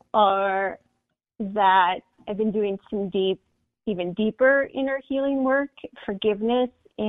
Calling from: Denver, Colorado, United States; I'm currently in Denver, Colorado.

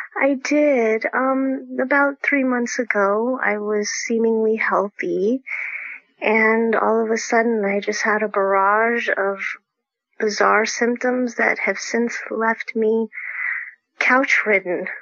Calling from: Folsom, California, United States; I'm calling in from Folsom, California

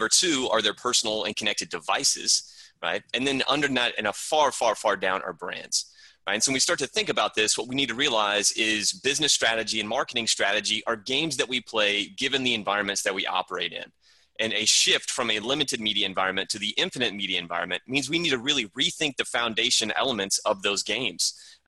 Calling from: Charleston, South Carolina, United States; Calling in from Charleston, South Carolina.

